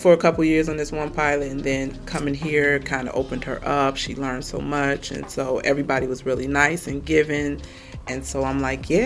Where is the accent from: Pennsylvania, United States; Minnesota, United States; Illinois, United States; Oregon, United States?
Illinois, United States; Chicago; I am born and raised in Chicago, Illinois